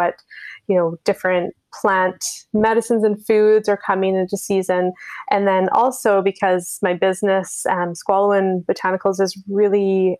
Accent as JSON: {"language": "English", "area": "Squamish Nation", "region": "British Columbia", "country": "Canada", "said": "I come from the Squamish First Nation."}